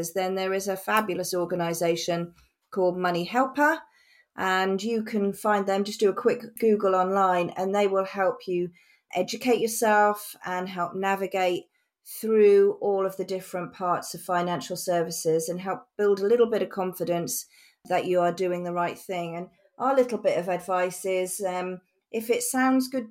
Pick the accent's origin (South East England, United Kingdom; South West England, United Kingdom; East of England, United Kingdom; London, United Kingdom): East of England, United Kingdom; Norfolk; accent: Norfolk; I grew up in the wildest parts of Norfolk, running around fields, building haystack houses, climbing trees, and generally out and about in the countryside. You might even hear my Norfolk accent creeping through from time to time.